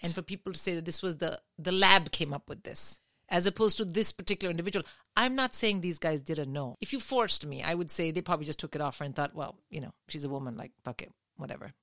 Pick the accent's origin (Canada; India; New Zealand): India; now in United Kingdom; I grew up in India